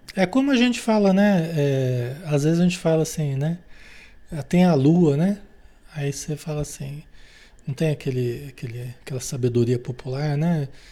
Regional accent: Marília, São Paulo, Brazil; lá em Marília, São Paulo, onde eu nasci, né? Cidade onde eu nasci

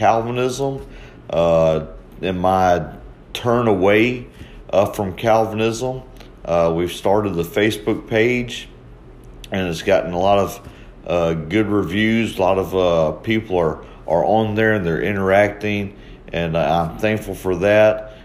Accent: Mobile, Alabama, United States; moved away as an adult; now in Columbia, United States; I'm originally born and raised in Mobile, Alabama

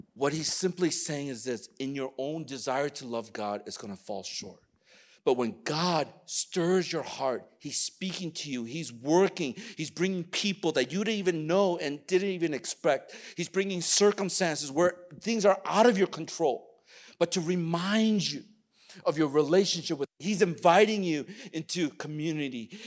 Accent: United States; I'm Korean American

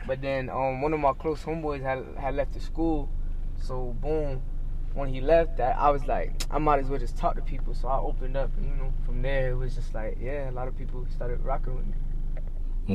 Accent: North Lauderdale, Florida, United States; also born or lived in Oakland Park, Florida; I was born at OP Oakland Park, but you know, when I was a jet, I moved straight to North Lauderdale. Uh, was raised there

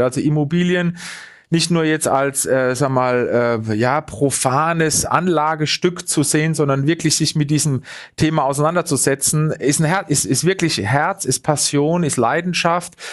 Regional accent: Munich, Bavaria, Germany; als Münchner

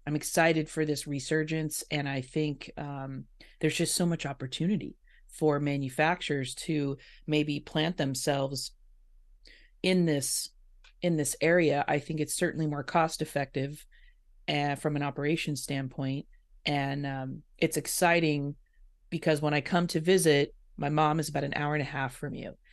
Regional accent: Indiana, United States; now in West Coast, United States; I grew up in Indiana, so I'm a Midwest girl

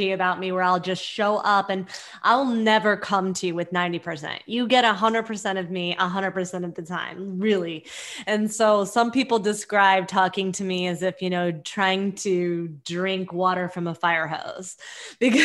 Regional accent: California Bay Area, United States; now in New York, United States; So I live in New York and I'm from the California Bay Area, and I moved to New York

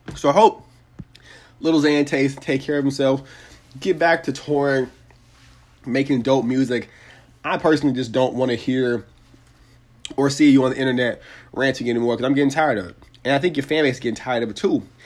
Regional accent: Atlanta, Georgia, United States; here in my hometown of Atlanta, Georgia

